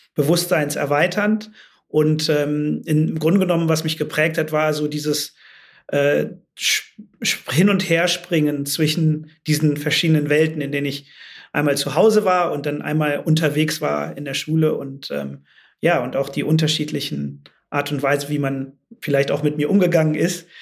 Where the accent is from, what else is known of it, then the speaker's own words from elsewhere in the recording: North Rhine-Westphalia, Germany; moved away as an adult; also born or lived in London, United Kingdom / Shanghai, China; now in Amsterdam, Netherlands; ich bin ja im Rheinland groß geworden